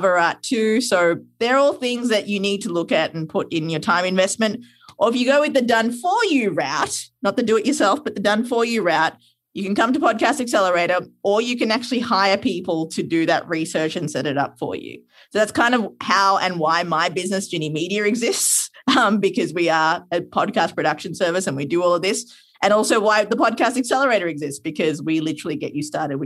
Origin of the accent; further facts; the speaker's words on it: Sri Lanka; moved away; I'm from Sri Lanka